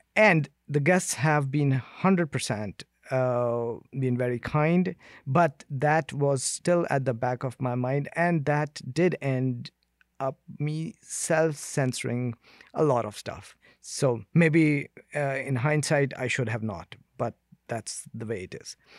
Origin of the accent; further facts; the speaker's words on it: India; now in Canada; I come from India where human rights violation is, uh, daily occurrence